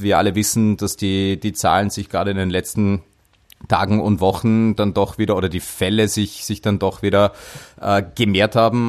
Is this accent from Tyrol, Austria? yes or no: no; Dornbirn, Vorarlberg, Austria; in meine Heimat. Dornbirn